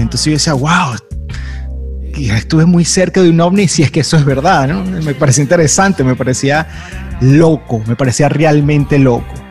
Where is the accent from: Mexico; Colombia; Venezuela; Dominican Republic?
Venezuela; pensaba en mi país, pensaba en Venezuela